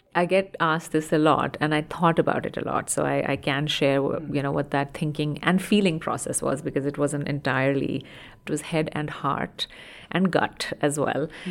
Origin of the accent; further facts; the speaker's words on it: India; moved away; I grew up in India